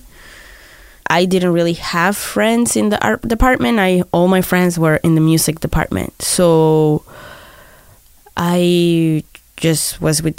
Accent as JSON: {"language": "English", "town": "Barranquilla", "region": "Atlántico", "country": "Colombia", "tie": "born or raised there", "moved": "yes", "said": "when I was growing up in South America"}